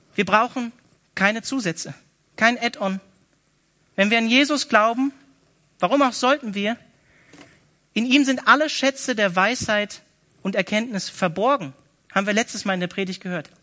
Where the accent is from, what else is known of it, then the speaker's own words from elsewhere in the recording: Northern Germany, Germany; moved away; ich komme eigentlich aus Norddeutschland